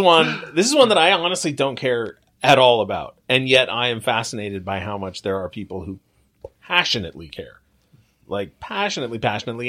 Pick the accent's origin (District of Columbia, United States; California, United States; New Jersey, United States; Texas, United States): California, United States; Long Beach; grew up in Long Beach